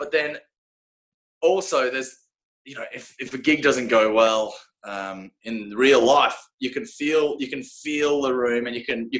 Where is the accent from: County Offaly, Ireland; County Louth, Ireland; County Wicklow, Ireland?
County Wicklow, Ireland; Glendalough; We grew up in Wicklow anyway. Glendalough.